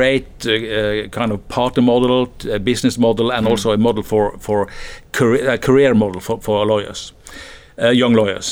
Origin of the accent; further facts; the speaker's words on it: Bergen, Vestland, Norway; moved away as an adult; now in Stavanger, Norway; I'm from Bergen